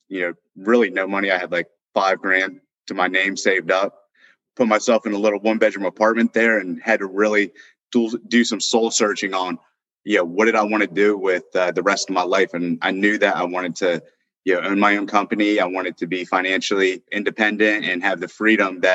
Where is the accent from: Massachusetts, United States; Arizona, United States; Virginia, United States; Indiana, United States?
Virginia, United States; Northern; born or raised there; moved away as an adult; also born or lived in Austin, Texas